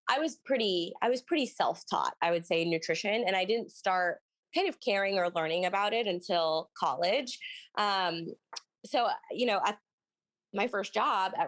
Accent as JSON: {"language": "English", "region": "Texas", "country": "United States", "tie": "born or raised there", "also_born_or_lived": "Los Angeles", "moved": "yes", "said": "I'm from a small town in Texas called Bliss"}